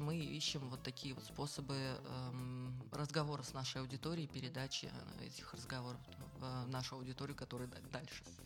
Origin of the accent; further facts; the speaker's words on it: Kazan, Tatarstan, Russia; я, например, наполовину татарка, наполовину нет, и э, все равно я выросла в, в этой среде